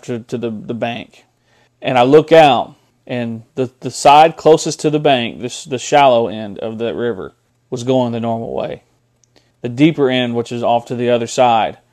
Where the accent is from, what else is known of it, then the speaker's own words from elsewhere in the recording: Tahlequah, Oklahoma, United States; I'm from Tahlequah. Been on that river and been around that river my entire life